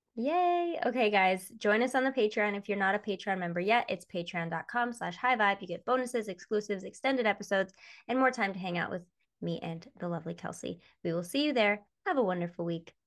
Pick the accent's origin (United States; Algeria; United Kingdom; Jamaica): United States; Michigan; growing up in Michigan